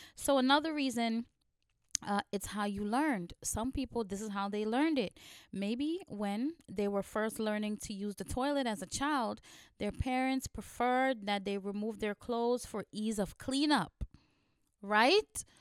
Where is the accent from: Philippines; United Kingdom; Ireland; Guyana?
Guyana; now in New York, United States; I was born in Guyana, and I grew up in a very small village in the eighties